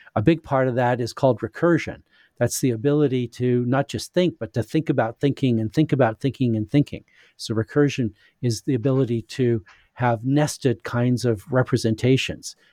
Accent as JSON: {"language": "English", "region": "Saskatchewan", "country": "Canada", "tie": "born or raised there", "also_born_or_lived": "United States / England", "moved": "yes", "said": "I was born in Saskatchewan in Western Canada"}